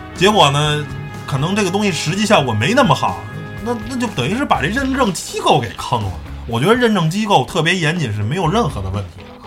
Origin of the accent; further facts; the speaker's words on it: China; 我是中国人，我们就信这套东西